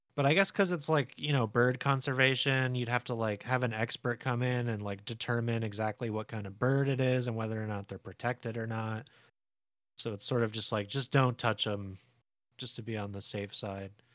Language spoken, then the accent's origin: English; San Diego, California, United States; I was born in San Diego